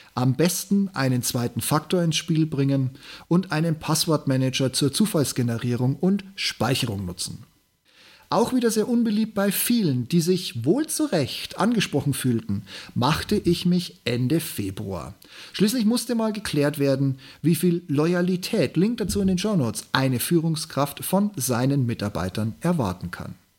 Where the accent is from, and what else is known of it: Regensburg, Bavaria, Germany; born or raised there